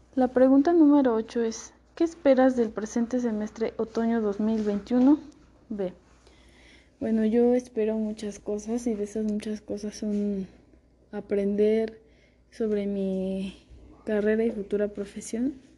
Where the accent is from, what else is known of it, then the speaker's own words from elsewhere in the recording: San Andrés Caltenco, State of Mexico, Mexico; nací en San Andrés Caltenco, Estado de México